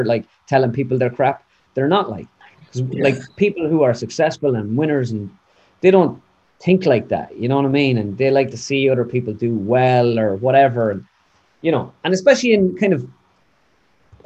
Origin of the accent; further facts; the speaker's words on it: Mullingar, Leinster, Ireland; accent: Midlands; moved away as an adult; now in United States; I speak this way because I'm from Mullingar and I grew up with a Midlands accent.